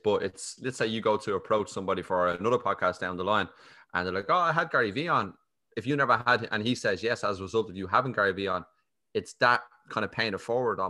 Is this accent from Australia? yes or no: no; Ireland; We're Irish.